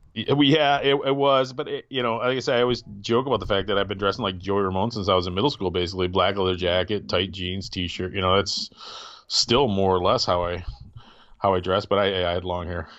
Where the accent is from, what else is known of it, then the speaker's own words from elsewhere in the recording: Wisconsin, United States; now in Grand Rapids, United States; I, did most of my growing up in Wisconsin, and my family was here in the Grand Rapids area